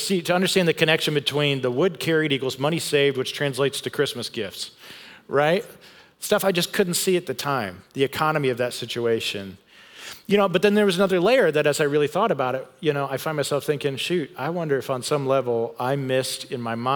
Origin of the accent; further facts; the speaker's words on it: Grand Rapids, Michigan, United States; I grew up in West Michigan where, man, they see snow and cold there quite a bit, in Grand Rapids, Michigan